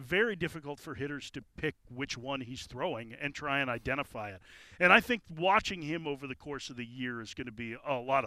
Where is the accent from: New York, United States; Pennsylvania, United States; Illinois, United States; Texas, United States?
Illinois, United States; Chicago; moved away; I grew up in Chicago, and so Wrigley Field will always hold a place in my heart